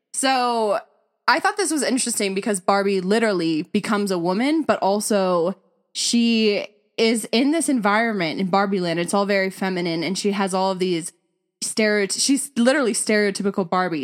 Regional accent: Simi Valley, California, United States; moved away as an adult; we were both born and raised in Simi Valley, but I really stayed there

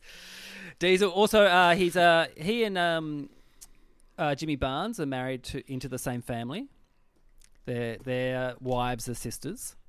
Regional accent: Tasmania, Australia; I grew up in Tassie. We didn't have E Street in Tassie.

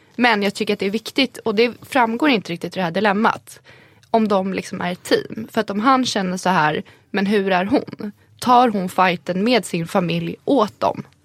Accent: Sweden; Jag är född här, jag har svenska, svenska samhället har format mig

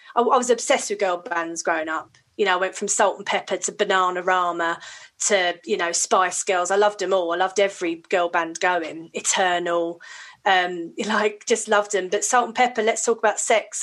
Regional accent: Hounslow, London, United Kingdom; I grew up in Hounslow in West London.

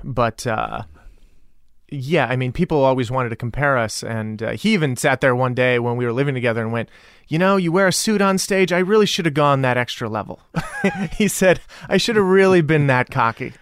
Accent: El Paso, Texas, United States; moved away; also born or lived in San Francisco; I grew up in El Paso, Texas.

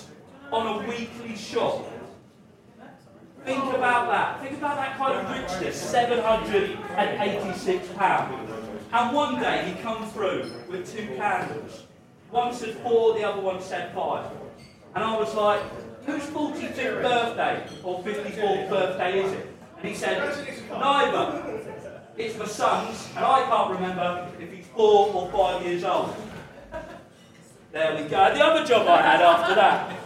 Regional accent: Dover, South East England, United Kingdom; I'm from Kent, I'm from the nice bit of Kent, Dover.

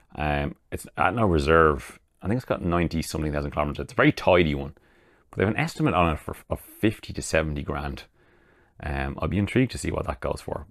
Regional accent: Ireland; I'm Irish

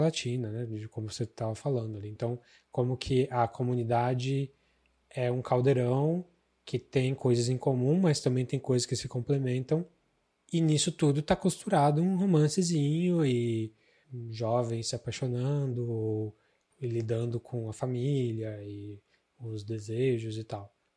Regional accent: Araraquara, São Paulo, Brazil; moved away; tava louco para fugir de Araraquara e fugi e nunca mais voltei

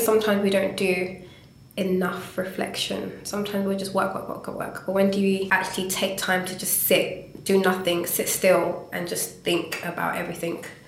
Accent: Ghana; I'm Ghanaian and as a Ghanaian, you do not tell your parents you want to be an artist

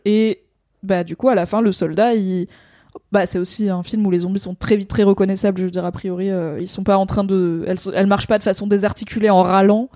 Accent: France; en tant que française

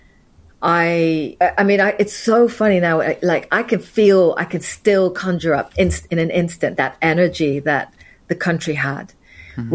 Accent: Nairobi, Kenya; also born or lived in Vienna; now in United Kingdom; I was born in Nairobi. That's where I grew up

